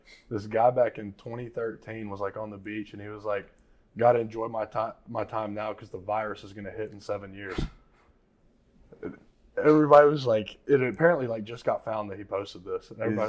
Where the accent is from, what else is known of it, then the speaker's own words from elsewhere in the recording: Rome, Georgia, United States; also born or lived in Tennessee; Rome, Georgia.